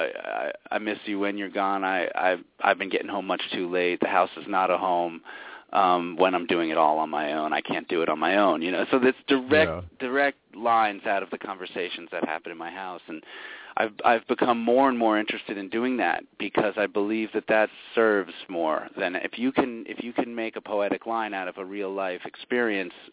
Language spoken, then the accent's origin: English; New York City, New York, United States; moved away; I was born in New York City, and now I'm up in the sticks